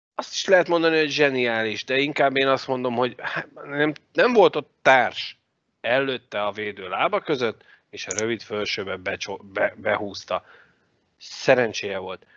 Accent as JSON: {"language": "Hungarian", "country": "Hungary", "said": "magyarok vagyunk"}